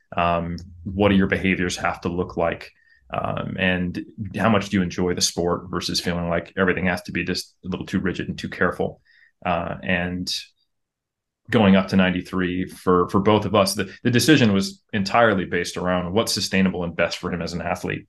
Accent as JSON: {"language": "English", "country": "United States", "moved": "as an adult", "lives_now": "New Zealand", "said": "I am American"}